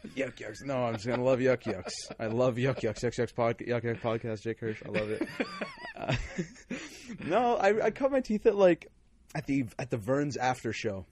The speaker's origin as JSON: {"language": "English", "town": "Calgary", "region": "Alberta", "country": "Canada", "tie": "born or raised there", "also_born_or_lived": "Winnipeg", "said": "I was born in Winnipeg. I lived there for six months, and I came to Calgary. Lived in Calgary wow. forever"}